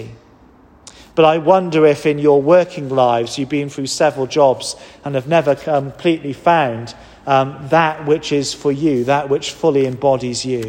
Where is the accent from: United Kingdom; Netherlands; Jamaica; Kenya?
United Kingdom; Wales; now in England; as a Welshman